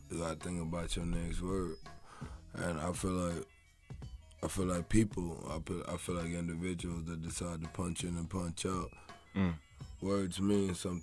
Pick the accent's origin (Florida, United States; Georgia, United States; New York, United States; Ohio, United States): Florida, United States; Riviera Beach; also born or lived in Andalusia, Alabama; I am from Riviera Beach, Florida. I am rooted in Andalusia, Alabama